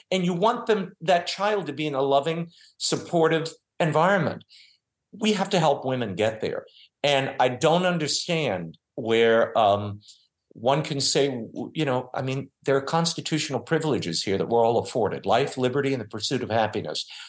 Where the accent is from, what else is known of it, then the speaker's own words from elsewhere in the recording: New Orleans, Louisiana, United States; I grew up in New Orleans